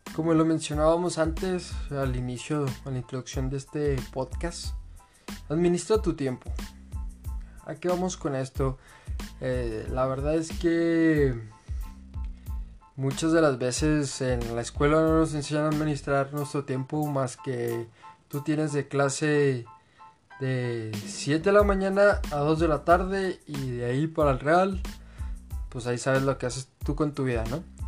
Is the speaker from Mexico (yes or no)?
yes; Mexico; pero nacimos en México